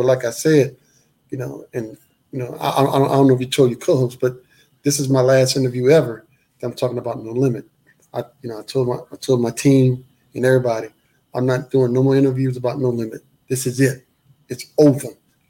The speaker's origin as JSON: {"language": "English", "town": "New Orleans", "region": "Louisiana", "country": "United States", "said": "\"Man, look, I'm from New Orleans. I remember you from Mid-South."}